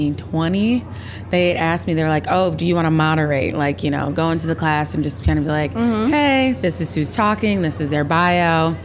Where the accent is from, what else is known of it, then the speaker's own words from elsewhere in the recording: Indianapolis, Indiana, United States; accent: twang; moved away as an adult; now in Chicago, United States; I'm from Indiana originally. I'm from Indianapolis, and like I live in Chicago. I've been there for 10 years, but what a lot of people don't know about Indianapolis is that we're hicks, okay? We're a stone's throw away from the Mason-Dixon line.